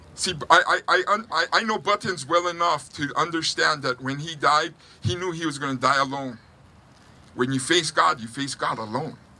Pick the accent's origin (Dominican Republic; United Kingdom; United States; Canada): United States; North Shore, Oahu, Hawaii; now in Huntington Beach, United States; I grew up on the North Shore